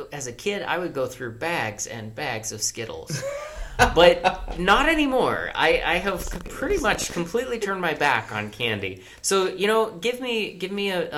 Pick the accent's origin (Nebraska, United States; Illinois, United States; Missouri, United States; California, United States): Nebraska, United States; York; I was from York